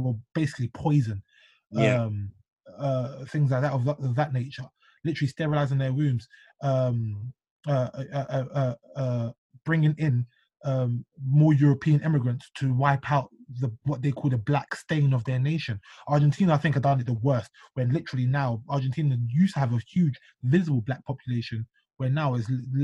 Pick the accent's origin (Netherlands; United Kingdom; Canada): United Kingdom; being Black British